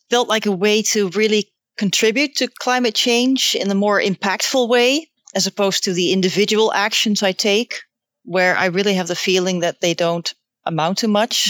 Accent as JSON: {"language": "English", "country": "Netherlands", "said": "I'm from the Netherlands"}